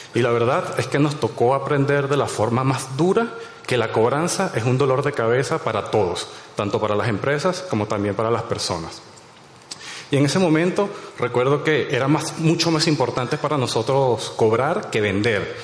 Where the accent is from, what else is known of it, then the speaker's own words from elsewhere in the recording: Venezuela; soy de allá